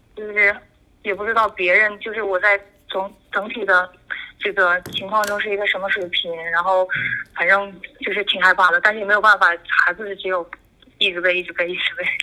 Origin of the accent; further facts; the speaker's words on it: Chongqing, China; 我是重庆人